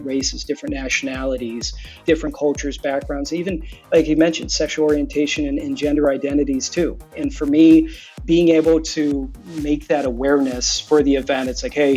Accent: Michigan, United States; I grew up in Michigan myself

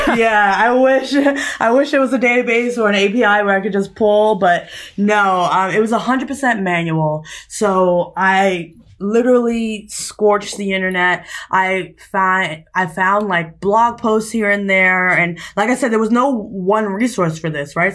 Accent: New York City, New York, United States; moved away as an adult; also born or lived in New Hampshire; now in California, United States; I'm from New York, specifically Staten Island and Harlem, New York.

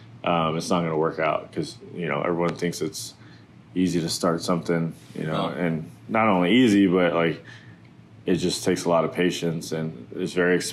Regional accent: Arizona, United States; born and raised in Arizona

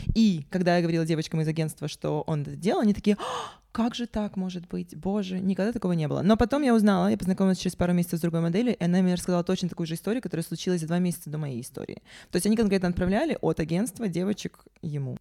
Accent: Sevastopol, Ukraine; also born or lived in Yakutia; Я родилась, э, в Якутии, но детство провела в Севастополе.

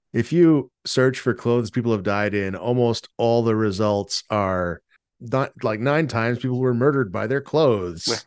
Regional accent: San Diego, California, United States; moved away; I'm from San Diego, where burritos are very different than they are here

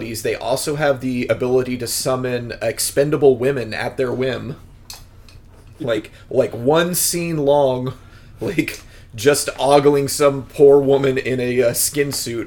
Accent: Midwest, United States; I grew up in the Midwest, so all I'm familiar with is abstinence only.

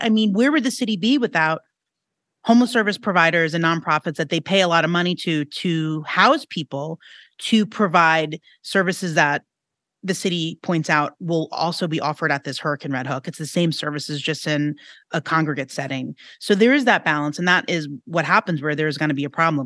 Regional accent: New York City, New York, United States; I'm from Queens

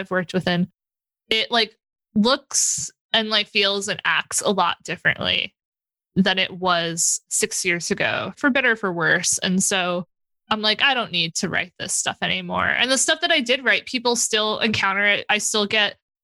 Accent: New York City, New York, United States; I'm from South Brooklyn. Our language is just gotchas and banter and stuff

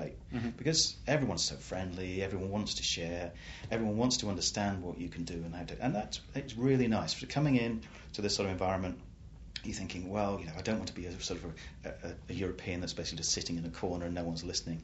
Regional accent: England, United Kingdom; I'm just an Englishman

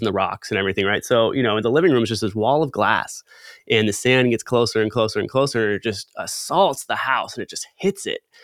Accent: Southern California, United States; growing up in Southern California

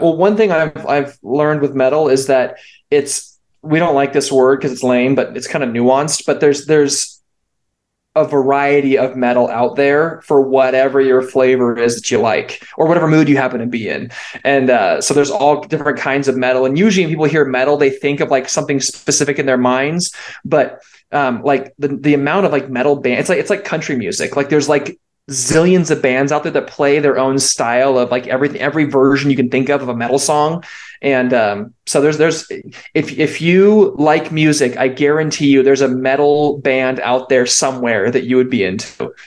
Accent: California, United States; now in Utah, United States; I am also from California and now live in Utah

